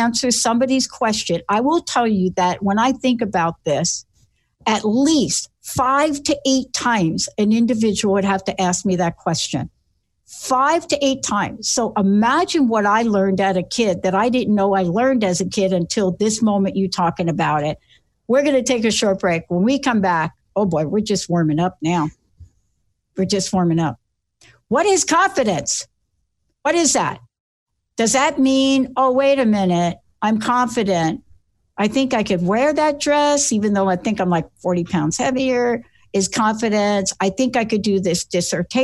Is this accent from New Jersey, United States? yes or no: no; New York City, New York, United States; I'm this kid from the Bronx that stuttered